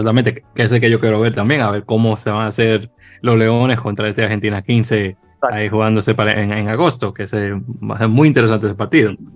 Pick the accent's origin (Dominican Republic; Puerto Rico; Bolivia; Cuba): Dominican Republic; siendo dominicanos